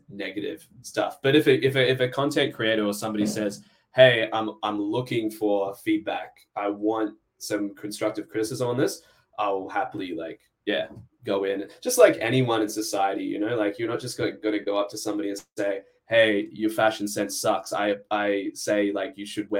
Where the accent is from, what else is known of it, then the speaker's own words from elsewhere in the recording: Australia; moved away; I'm Australian